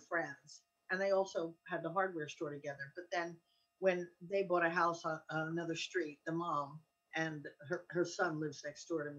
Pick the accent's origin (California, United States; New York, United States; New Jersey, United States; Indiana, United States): New Jersey, United States; Allenhurst; I'm from Allenhurst, which is a very small town. It's only four blocks.